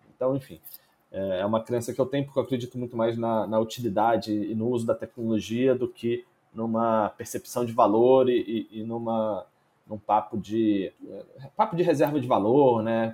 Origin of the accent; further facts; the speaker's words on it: Brazil; mesmo como brasileiro, tendo uma conta lá